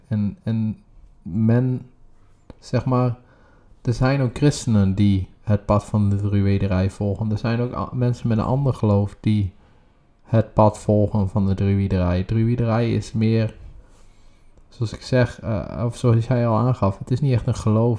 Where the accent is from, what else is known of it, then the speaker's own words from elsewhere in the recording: Groningen, Netherlands; now in The Hague, Netherlands; wij komen zelf oorspronkelijk uit Groningen